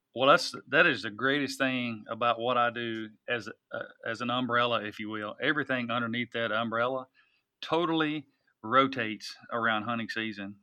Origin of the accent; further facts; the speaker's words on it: Tennessee, United States; which is what I grew up utilizing here in Tennessee